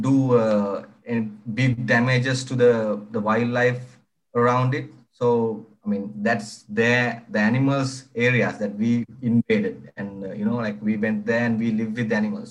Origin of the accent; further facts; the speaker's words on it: Horana, Western Province, Sri Lanka; I was like uh, born and raised in Sri Lanka. And Sri Lanka, it's a small village uh, on the west part of the country called Horana.